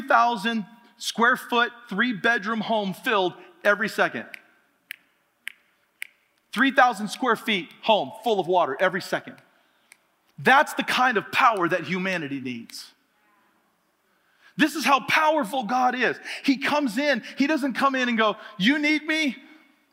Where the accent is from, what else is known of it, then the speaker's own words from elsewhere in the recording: Oregon, United States; I grew up in Oregon where there's lots of water